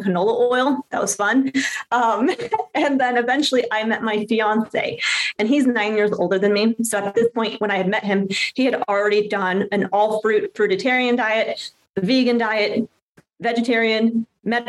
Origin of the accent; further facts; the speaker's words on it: San Diego, California, United States; I grew up in San Diego, California